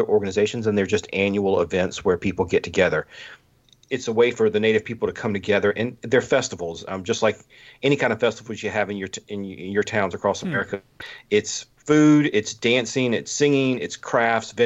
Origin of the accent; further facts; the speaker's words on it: Lexington, South Carolina, United States; I am from Lexington, South Carolina, and I grew up going to scout camp